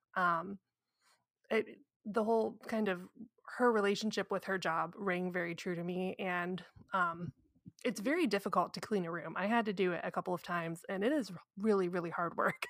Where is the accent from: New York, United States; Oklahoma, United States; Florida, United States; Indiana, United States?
Indiana, United States; I'm from Indiana